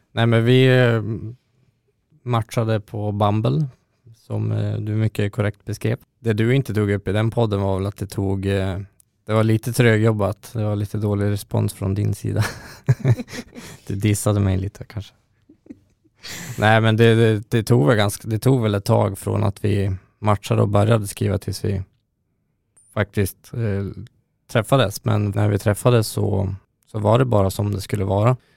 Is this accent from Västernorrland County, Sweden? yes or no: yes; Örnsköldsvik, Västernorrland County, Sweden; moved away as an adult; now in Stockholm, Sweden; Jag är från Örnsköldsvik ursprungligen. Jag har bott i Stockholm sedan tjugohundrasexton